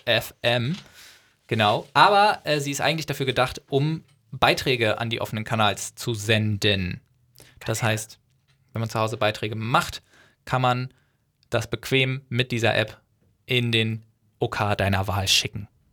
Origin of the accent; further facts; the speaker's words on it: North Frisian, Schleswig-Holstein, Germany; dass ich Nordfriese bin